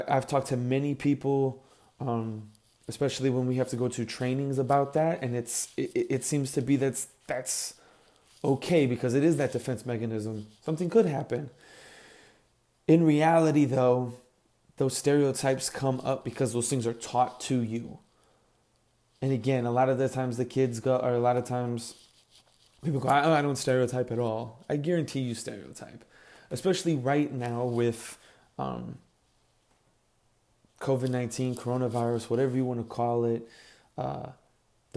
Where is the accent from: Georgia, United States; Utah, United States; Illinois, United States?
Illinois, United States; Chicago; I grew up in Chicago